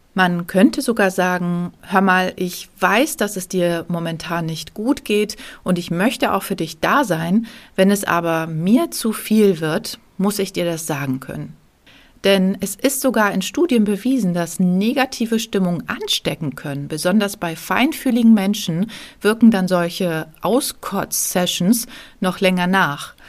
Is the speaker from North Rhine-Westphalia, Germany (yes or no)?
no; Lübeck, Schleswig-Holstein, Germany; moved away; nachdem wir in der Corona-Zeit in meine Heimatstadt Lübeck gezogen sind